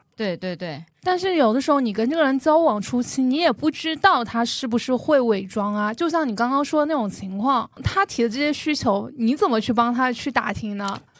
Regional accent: Jiangxi, China; moved away; 我就说我来自江西吗

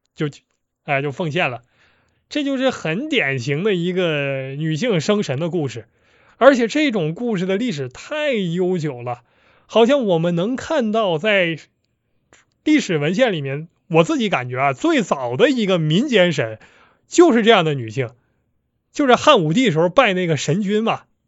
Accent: Northeast China, China; accent: Northeastern (Dongbei) dialect; 我们东北话

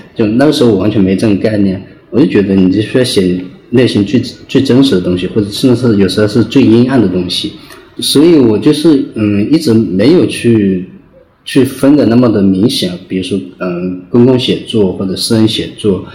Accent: Hunan, China; moved away as an adult; also born or lived in Zhuzhou / Guizhou; 我家乡，老家是在农村嘛，我在那边，在农村出生长大

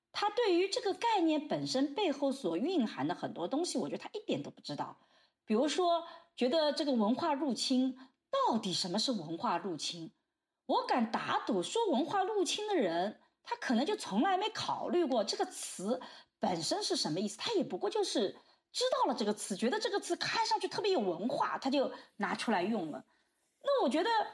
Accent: China; 我们中国人一直讲天下大同

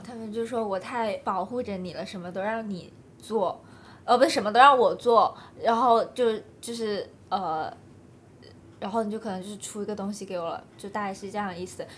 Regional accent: southern China, China; accent: 塑普 (Cantonese/Guangdong-accented Mandarin); 我们都是南方人，都讲素谱

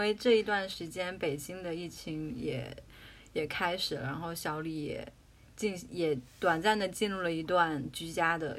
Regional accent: Jiangxi, China; 因为我是江西人嘛，

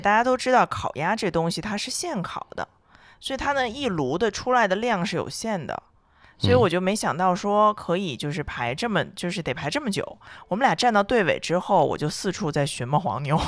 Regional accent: northern China, China; 作为北方人来讲

